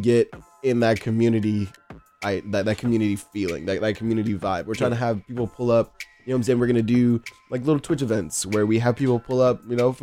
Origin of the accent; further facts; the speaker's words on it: Texas, United States; moved away; also born or lived in South Florida; I'm originally from Texas, but I spent a lot of time like in South Florida.